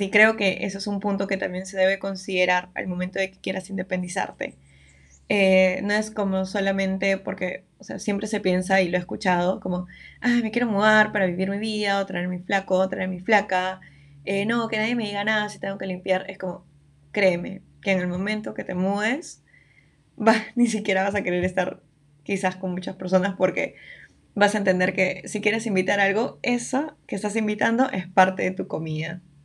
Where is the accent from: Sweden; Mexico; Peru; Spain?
Peru; Lima; yo vivo en Lima, yo soy de Lima, siempre he vivido acá